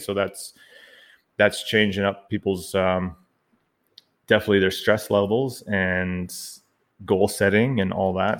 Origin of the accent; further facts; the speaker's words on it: Canada; also born or lived in Ottawa, Ontario, Canada; I'm the Canadian half of this dynamic podcasting duo